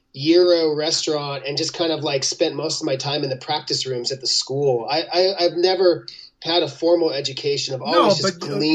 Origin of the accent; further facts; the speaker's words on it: Los Angeles, California, United States; born there; I forgot to tell you, I was born in Los Angeles.